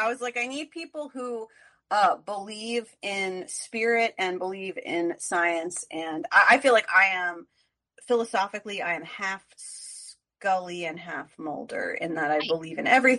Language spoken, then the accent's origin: English; New Jersey, United States; moved away as an adult; also born or lived in Los Angeles; now in New York, United States; I'm from New Jersey. I live in New York now. I have lived in LA twice and New York 3 times.